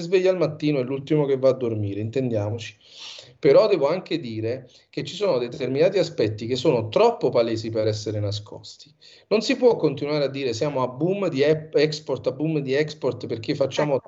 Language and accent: Italian; Sorrento, Campania, Italy; moved away as an adult; also born or lived in New York, United States; Io sono di Sorrento e la mia famiglia